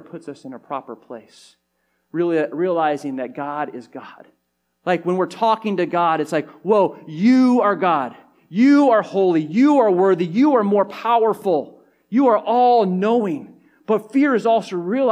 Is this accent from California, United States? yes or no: yes; California, United States; growing up in California